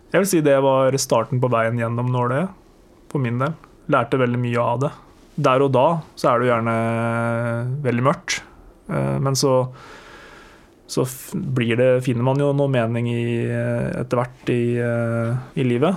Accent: Toten, Innlandet, Norway; Jeg er fra Toten. Jeg eh, vokste opp på gård med låve og stabbur

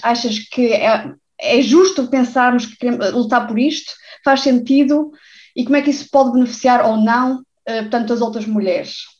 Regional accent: Portugal; eu cresci em Portugal

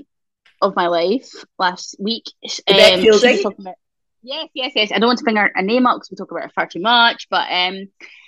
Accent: Scotland, United Kingdom; we are so influential as Scottish people

